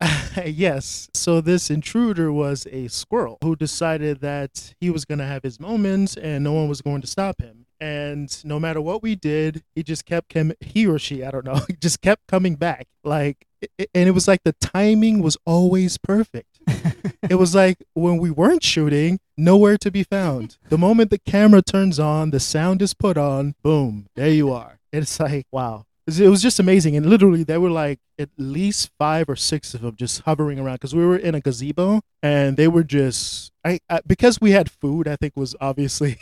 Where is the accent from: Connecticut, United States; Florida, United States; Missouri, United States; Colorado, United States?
Florida, United States; moved away as an adult; also born or lived in Los Angeles / New York; now in New Hampshire, United States; I grew up in Florida